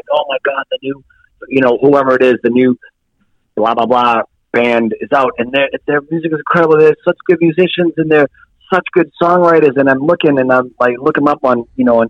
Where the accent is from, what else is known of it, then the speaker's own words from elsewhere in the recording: Lawrence, Massachusetts, United States; moved away as an adult; now in New Hampshire, United States; in Lawrence, Massachusetts, where I grew up